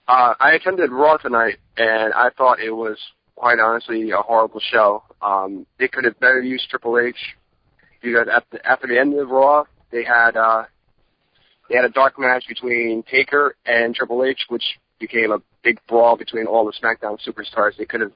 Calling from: New Jersey, United States; I'm calling from New Jersey.

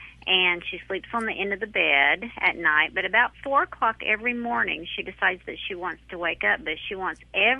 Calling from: Oklahoma, United States

